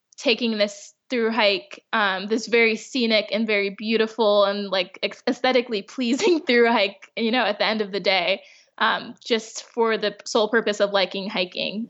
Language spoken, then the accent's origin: English; Chicago, Illinois, United States; moved away as an adult; now in California, United States; being from the Midwest. I'm from Chicago.